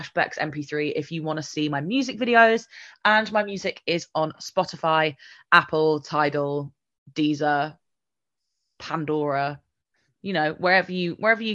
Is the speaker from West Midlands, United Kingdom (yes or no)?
no; Nottingham, East Midlands, United Kingdom; even in Nottingham, even in my hometown